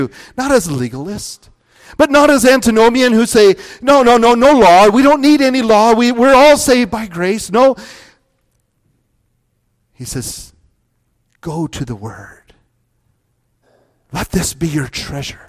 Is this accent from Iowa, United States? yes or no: yes; Northwest Iowa, United States; moved away as an adult; also born or lived in Grand Rapids, Michigan; I grew up in Northwest Iowa